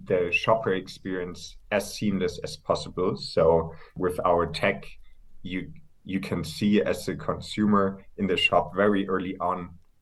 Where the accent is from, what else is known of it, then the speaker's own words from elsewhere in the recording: Hamburg, Germany; moved away as an adult; also born or lived in near Frankfurt, Germany / United Kingdom; now in Berlin, Germany; I'm originally from Hamburg, grew up there, grew up close to Frankfurt for a couple of years as well. Moved to the UK for my studies